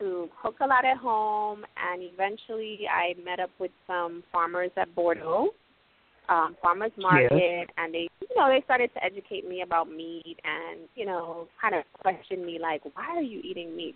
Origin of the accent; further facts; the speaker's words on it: Guyana; also born or lived in New York City, United States; now in US Virgin Islands; I'm originally from Guyana, so I'm native to the Caribbean.